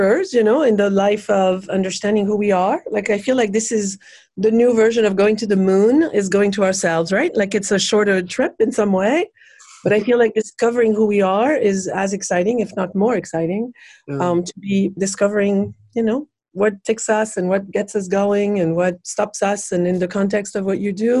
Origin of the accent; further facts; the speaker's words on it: France; moved away as an adult; now in Los Angeles, United States; I'm from France originally, and I've lived